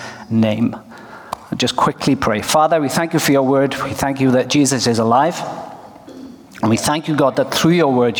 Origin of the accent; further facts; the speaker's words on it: Wales, United Kingdom; now in Norway; I come from Wales, but I live in Norway.